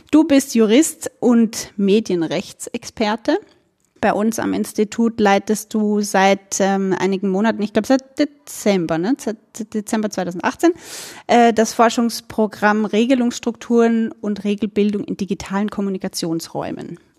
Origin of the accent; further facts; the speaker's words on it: Burgenland, Austria; Also ich bin aus dem Burgenland und das könnte sein, dass wir im Laufe des Gesprächs immer wieder mal so in äh, den österreichischen Dialekt abdriften.